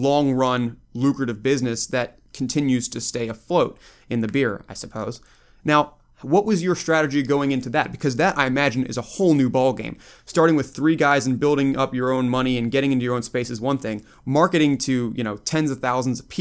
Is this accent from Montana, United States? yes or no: no; Baltimore, Maryland, United States; now in Virginia, United States; I grew up in Baltimore. I now live in Virginia